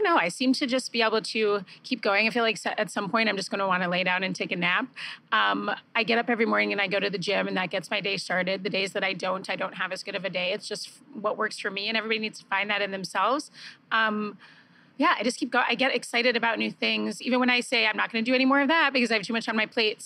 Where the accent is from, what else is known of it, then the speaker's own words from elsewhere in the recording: Stamford, Connecticut, United States; also born or lived in Chicago, Illinois / Scottsdale, Arizona / Michigan; now in Los Angeles, United States; I grew up in Stamford, Connecticut.